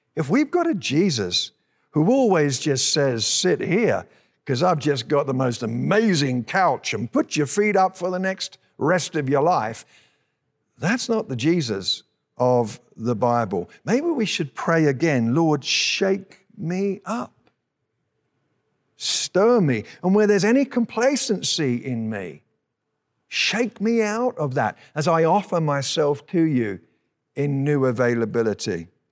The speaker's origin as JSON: {"language": "English", "country": "United Kingdom", "moved": "yes", "lives_now": "Colorado, United States", "said": "we're British citizens"}